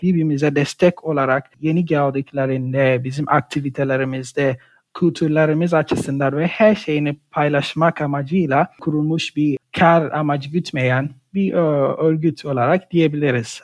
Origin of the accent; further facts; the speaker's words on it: Ghana; Turkish is a second language; moved away as an adult; also born or lived in Poland; now in Gaziantep, Turkey; Ganalıyım. Gana'da yaşadım, okudum. 2016 yılında işte Türkiye'ye geldim.